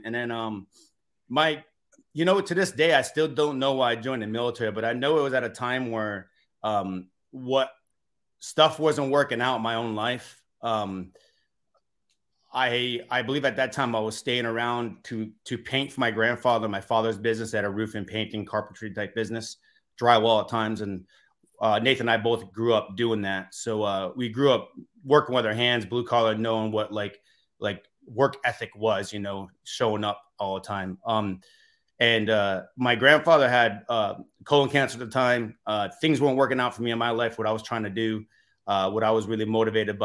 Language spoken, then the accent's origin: English; Massachusetts, United States; now in Los Angeles, United States; I grew up in Massachusetts in the East Coast